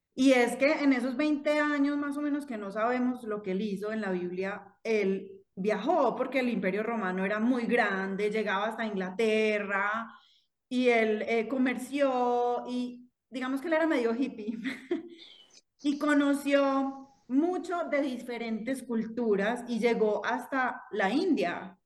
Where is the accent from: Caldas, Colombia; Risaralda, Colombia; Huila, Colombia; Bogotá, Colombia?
Caldas, Colombia; Manizales; yo soy de Manizales